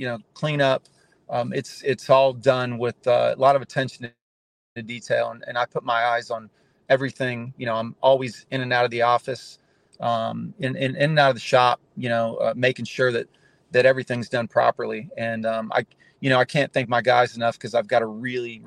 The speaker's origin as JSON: {"language": "English", "town": "Charlotte", "region": "North Carolina", "country": "United States", "moved": "as an adult", "lives_now": "Southwest Florida, United States", "said": "I've been down here since 1992. I'm originally from Charlotte, North Carolina"}